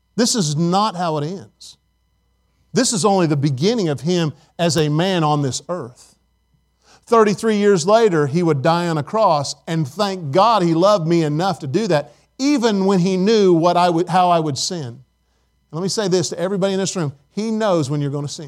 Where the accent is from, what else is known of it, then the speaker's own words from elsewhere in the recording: Indiana, United States; moved away; I was from Indiana